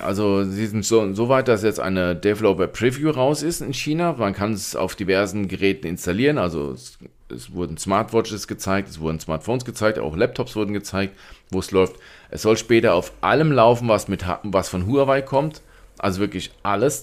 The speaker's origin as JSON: {"language": "German", "country": "Germany"}